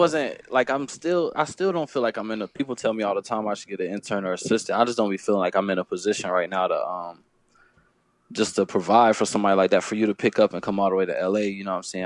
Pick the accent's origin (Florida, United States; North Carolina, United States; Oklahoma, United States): North Carolina, United States; Fayetteville; I'm from Fayetteville, North Carolina